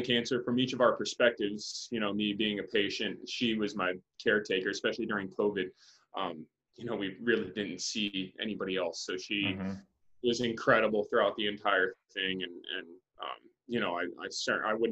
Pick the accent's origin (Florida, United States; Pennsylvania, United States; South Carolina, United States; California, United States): Florida, United States; Winter Haven; the Indians spring trained in my hometown